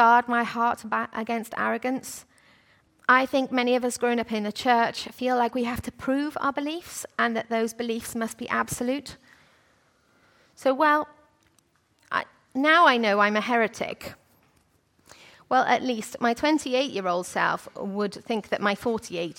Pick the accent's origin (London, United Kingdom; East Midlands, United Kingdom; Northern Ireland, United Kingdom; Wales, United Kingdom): Wales, United Kingdom; I'm from Wales.